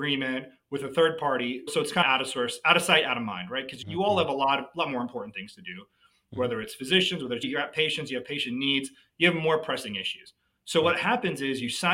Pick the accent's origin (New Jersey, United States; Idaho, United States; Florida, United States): New Jersey, United States; moved away as an adult; also born or lived in New York area; now in Dallas, United States; I'm from the Northeast. I grew up in New Jersey.